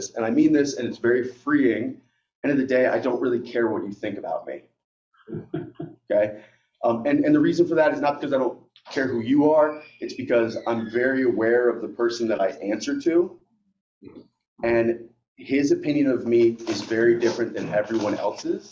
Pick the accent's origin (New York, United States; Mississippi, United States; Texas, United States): New York, United States; upstate; moved away as an adult; also born or lived in Albany, New York / Sherburne, New York / Cortland, New York; now in North Jersey, United States; I grew up upstate New York, so I know more about cows and chickens than people